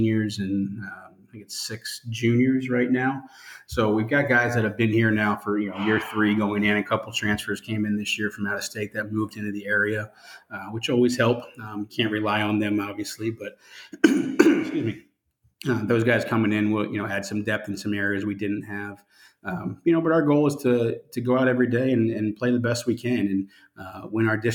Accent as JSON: {"language": "English", "region": "Pennsylvania", "country": "United States", "moved": "yes", "lives_now": "Florida, United States", "said": "I'm from Pennsylvania originally"}